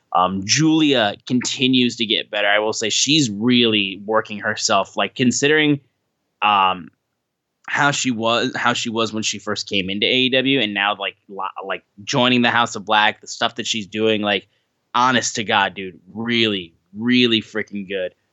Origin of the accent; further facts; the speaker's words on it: Michigan, United States; we're from Michigan